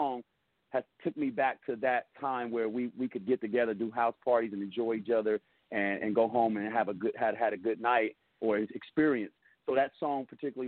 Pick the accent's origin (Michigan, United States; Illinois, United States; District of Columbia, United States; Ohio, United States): Illinois, United States; Chicago; now in Sacramento, United States; I'm from Chicago originally, so growing up in the impoverished neighborhoods of South Side of Chicago